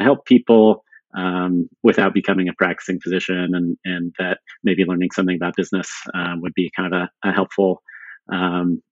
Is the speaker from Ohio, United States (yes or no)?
no; San Diego, California, United States; also born or lived in Sweden; we ended up moving to San Diego when I was six, but grew up in a bilingual household